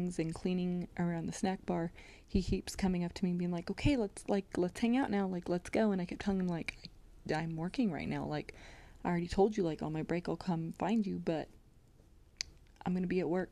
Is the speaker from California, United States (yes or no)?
yes; Modesto, California, United States; went to this place called McHenry Mansion. If you are from my hometown, you will probably be very familiar with this place.